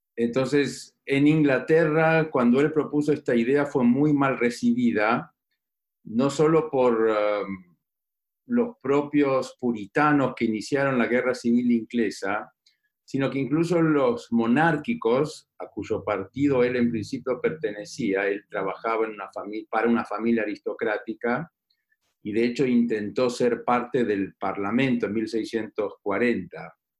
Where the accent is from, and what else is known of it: Argentina